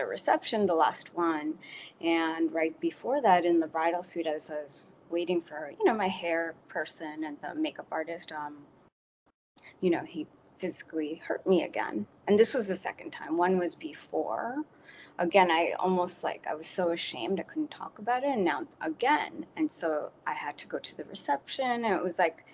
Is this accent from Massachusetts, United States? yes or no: no; New York, United States; I was born in New York and first generation, and my parents came from Bangladesh